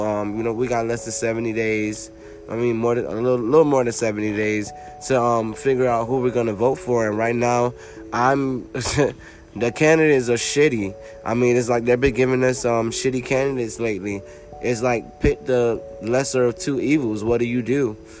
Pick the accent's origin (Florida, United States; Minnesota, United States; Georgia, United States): Florida, United States; now in North Carolina, United States; I'm a Floridian. I'm a native. I was born and raised in Florida, and now I live in North Carolina